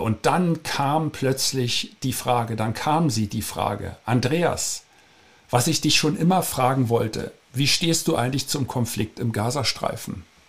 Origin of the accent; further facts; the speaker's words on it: Germany; wir Deutsche